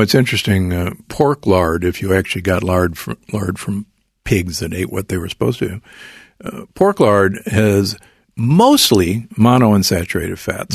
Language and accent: English; Omaha, Nebraska, United States; I grew up in Omaha, Nebraska